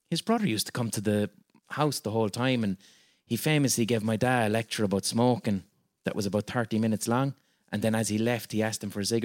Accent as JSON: {"language": "English", "town": "Limerick", "region": "Munster", "country": "Ireland", "said": "It would have been very embarrassing for me from Limerick to try and rap like I'm from the Bronx."}